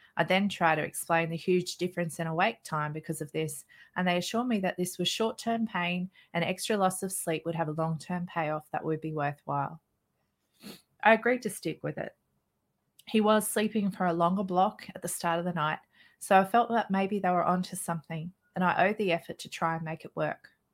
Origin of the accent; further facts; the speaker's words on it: Australia; I'm an Australian mother of three children. I live in a small outback town